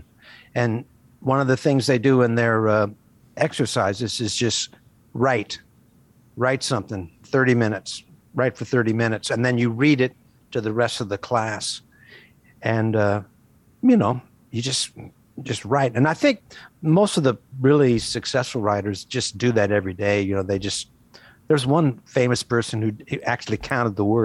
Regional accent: Kansas, United States; that's just the way we talk in Kansas. I grew up in Kansas. By the way, we also say Warsh instead of Wash

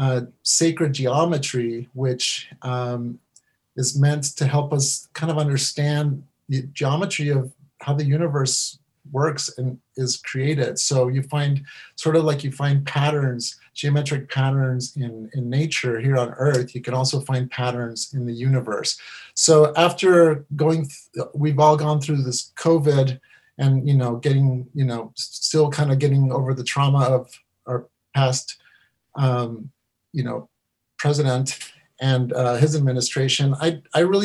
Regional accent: Mexico; now in United States; I'm from Mexico. I'm an immigrant with my family

